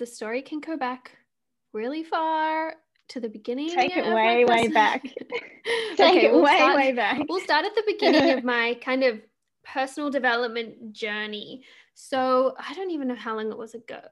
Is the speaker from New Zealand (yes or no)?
no; Australia; moved away as an adult; now in Canada; I'm Australian and I live in Canada